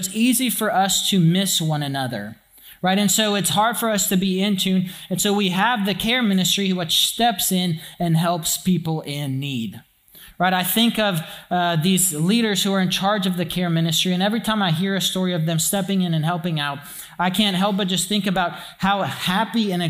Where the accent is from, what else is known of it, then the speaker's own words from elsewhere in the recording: Alexandria, Louisiana, United States; When I grew up in Alexandria and when I was in an elementary school